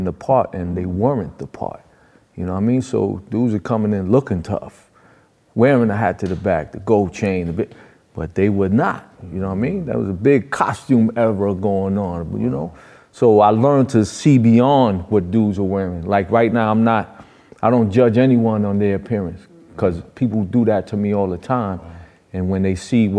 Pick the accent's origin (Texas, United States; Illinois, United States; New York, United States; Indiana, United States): New York, United States; New York City; also born or lived in Far Rockaway, Queens; I was born and raised and trained in New York